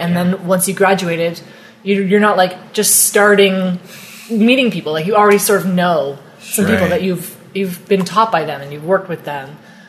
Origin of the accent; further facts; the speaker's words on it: Perth, Ontario, Canada; now in Ottawa, Canada; I'm from Perth.